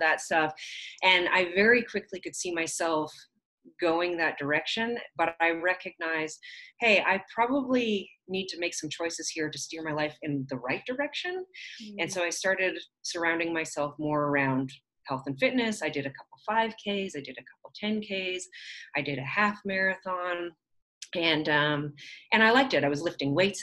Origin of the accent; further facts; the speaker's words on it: southern Alberta, Canada; I grew up actually in southern Alberta. I'm Canadian